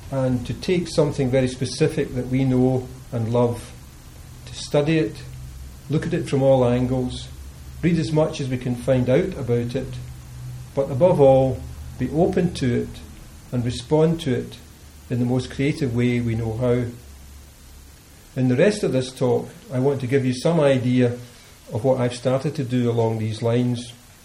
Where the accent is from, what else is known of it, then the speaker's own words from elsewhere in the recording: Glasgow, Scotland, United Kingdom; Growing up in Glasgow, as I did, you don't think of yourself as living on an island.